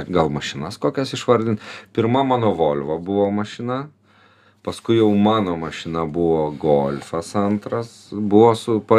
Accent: Vilnius, Vilnius County, Lithuania; Mes Vilniečiai

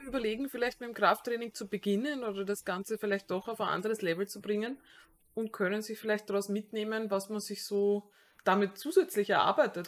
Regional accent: Austria; als Wiener oder halt äh, Mensch aus der Wiener Umgebung

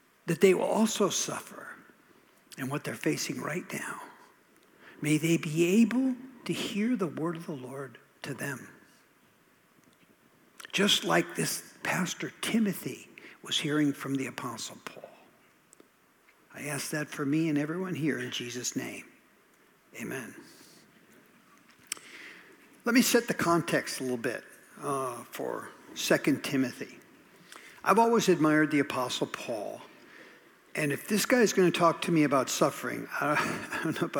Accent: Minnesota, United States; moved away; also born or lived in southern New Jersey; I grew up in Minnesota

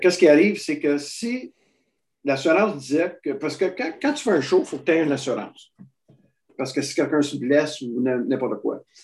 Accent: Quebec, Canada; je suis bien du Québec

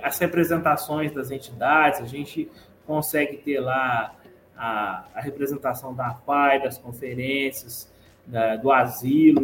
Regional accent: Guaranésia, Minas Gerais, Brazil; ser filho e membro dessa terra

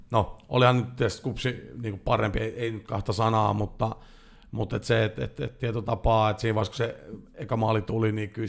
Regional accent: Jyväskylä, Central Finland, Finland; Mä oon Jyväskylästä.

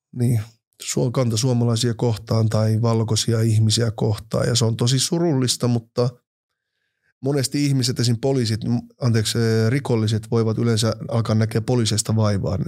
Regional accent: Finland; first language Finnish; also born or lived in Oulu / Helsinki / Nigeria; mä oon syntynyt Suomessa

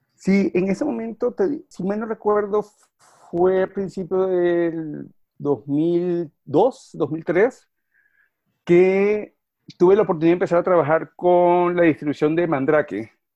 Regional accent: Venezuela; moved away as an adult; also born or lived in Argentina; now in Jersey City, United States; Soy venezolano de nacimiento y crianza

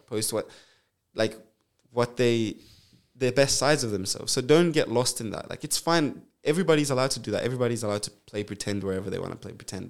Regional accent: Zambia; now in Perth, Australia; I was born in Zambia

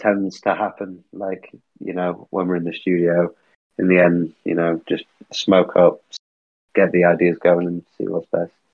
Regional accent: Manchester, North West England, United Kingdom; now in London, United Kingdom; I am from Manchester originally

